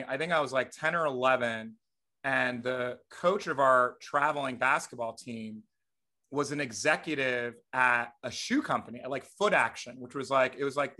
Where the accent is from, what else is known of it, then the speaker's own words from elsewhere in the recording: New Jersey, United States; growing up in Jersey